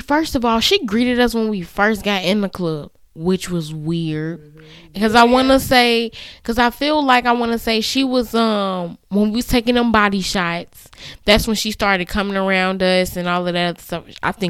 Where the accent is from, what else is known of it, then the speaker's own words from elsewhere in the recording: Canada; I'm a mom. I have three kids. I'm from Canada.